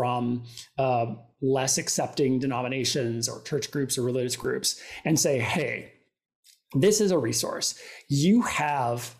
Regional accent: Minnesota, United States; now in New York, United States; I grew up in Minnesota. Live in New York

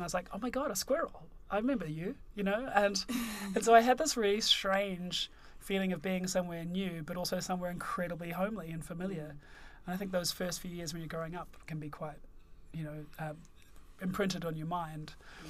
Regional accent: Auckland, New Zealand; moved away as an adult; also born or lived in London, United Kingdom; now in United Kingdom; I'm from Auckland.

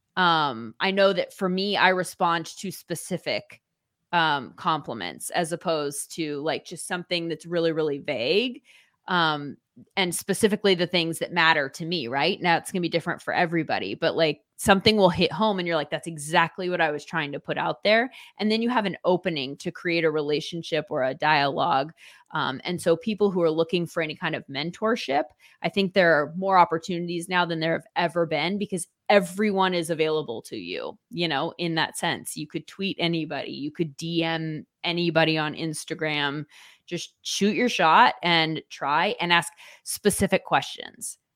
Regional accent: Orange County, California, United States; I grew up in Orange County, California

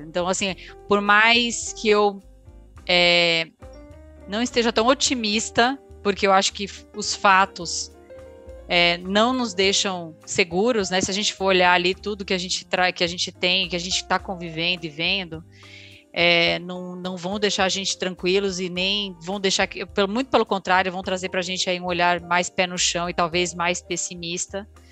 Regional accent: Brazil; a gente, como um bom brasileiro

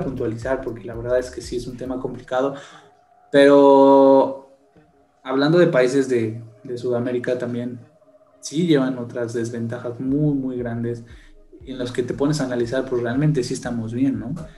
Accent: Mexico; nosotros como mexicanos

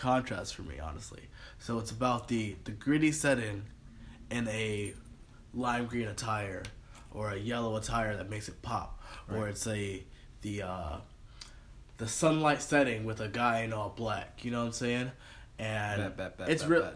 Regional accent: New York, United States; I'm from New York

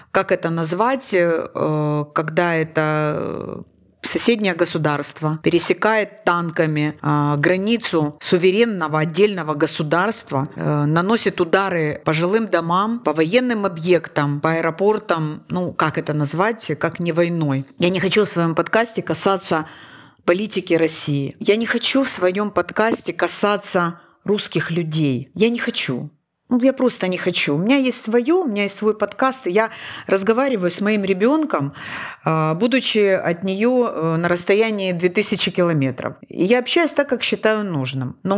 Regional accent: Donetsk Oblast, Ukraine; also born or lived in Kyiv; я дончанка, я киевлянка, я украинка, я еврейка

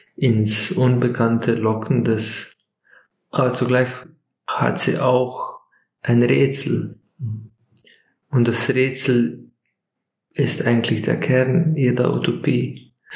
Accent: Slovenia; Aus, aus Slowenien

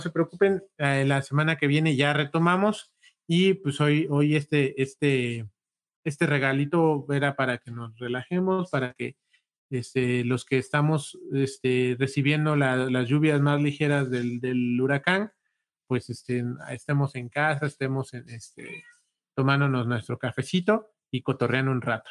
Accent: Huajuapan de León, Oaxaca, Mexico; nosotros somos de Guajuapan

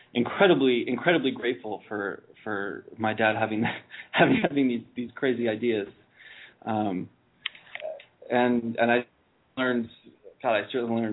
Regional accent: New Hampshire, United States; moved away as an adult; also born or lived in Virginia; now in Netherlands; I grew up in New Hampshire I was born in Virginia, but I grew up in New Hampshire in a small town, 3,000 people

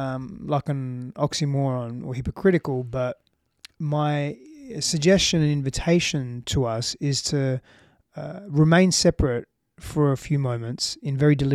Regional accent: Australia; now in Austin, United States; you know, I'm from Australia.

